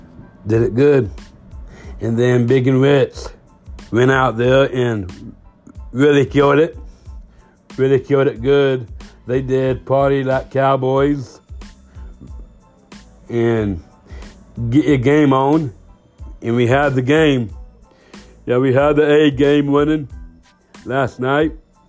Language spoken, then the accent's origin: English; England, United Kingdom; I'm from England.